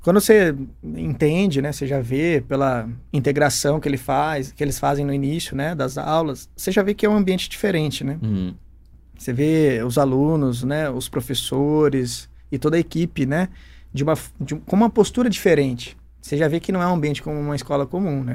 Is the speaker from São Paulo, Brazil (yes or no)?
yes; Campinas, São Paulo, Brazil; also born or lived in Pouso Alegre; eu sou aqui de Campinas mesmo. Eu nasci aqui pertinho, nasci na Barão de Itapura, nasci dentro de um carro